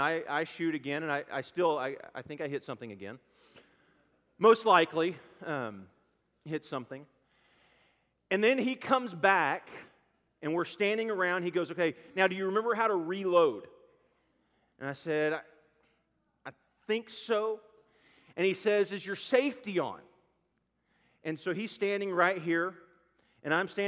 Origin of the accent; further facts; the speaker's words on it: Garland, Texas, United States; I grew up in Garland, Texas